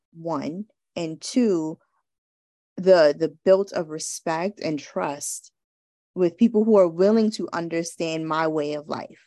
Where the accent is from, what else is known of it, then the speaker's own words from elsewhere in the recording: New York City, New York, United States; I'm growing up in New York